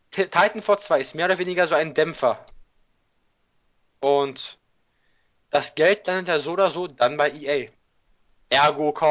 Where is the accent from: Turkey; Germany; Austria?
Turkey; Ja, ich kann was sagen, ich bin selber Türke.